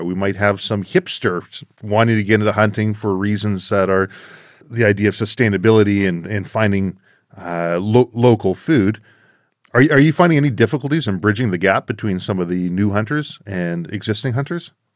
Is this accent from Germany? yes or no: no; Canada; Being a Canadian